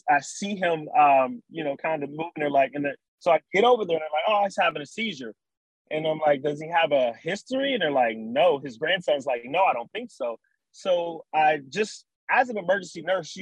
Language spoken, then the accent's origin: English; Cincinnati, Ohio, United States; moved away as an adult; now in Texas, United States; I am from Cincinnati. Born and raised in Cincinnati.